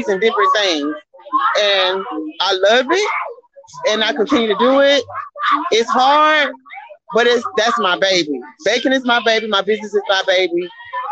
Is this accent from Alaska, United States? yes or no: no; Albany, Georgia, United States; I'm from Albany, Georgia.